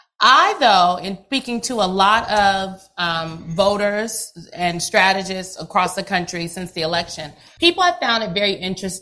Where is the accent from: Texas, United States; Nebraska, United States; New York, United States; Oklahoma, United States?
Nebraska, United States; I'm from Nebraska, honey.